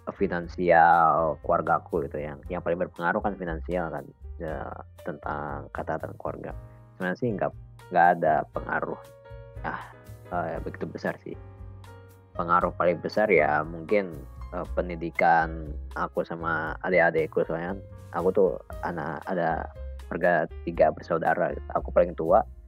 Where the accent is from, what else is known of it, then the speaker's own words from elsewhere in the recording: Bogor, West Java, Indonesia; moved away as an adult; now in Malang, Indonesia; aku kan sebenarnya berasal dari Bogor ya sama kayak Arin